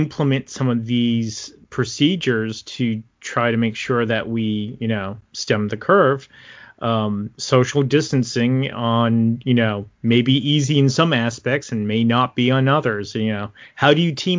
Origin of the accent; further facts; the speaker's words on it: Boston, Massachusetts, United States; accent: Boston; my Boston accent